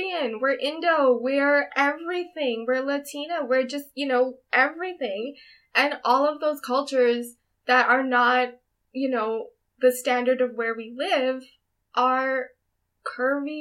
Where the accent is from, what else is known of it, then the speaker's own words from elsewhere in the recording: Canada; as first gen Canadians